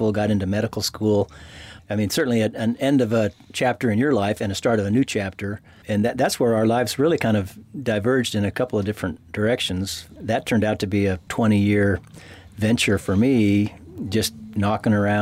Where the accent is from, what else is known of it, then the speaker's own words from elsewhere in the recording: Bay Area, California, United States; I grew up in the Bay Area, right in the midst of the whole hippie movement